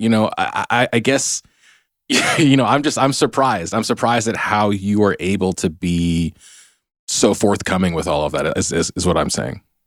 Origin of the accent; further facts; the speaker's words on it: United States; I'm Chinese American